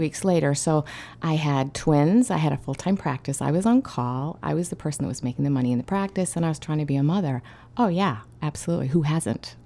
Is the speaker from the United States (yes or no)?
no; Australia; I grew up in Australia, and I spent a lot of time in Aboriginal caves